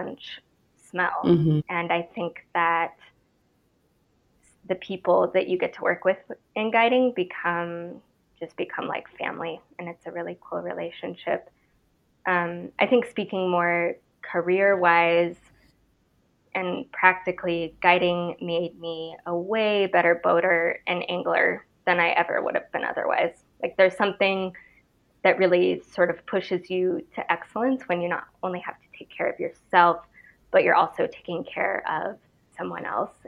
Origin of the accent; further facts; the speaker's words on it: Idaho, United States; I'm from Idaho, born and raised.